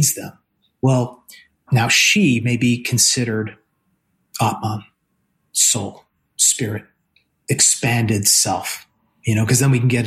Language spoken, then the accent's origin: English; New Jersey, United States; I'm from New Jersey